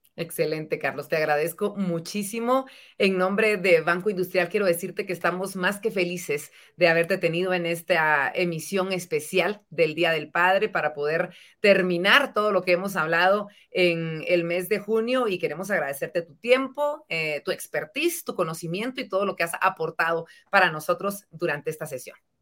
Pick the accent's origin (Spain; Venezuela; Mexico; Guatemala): Guatemala; nuestra bella Guatemala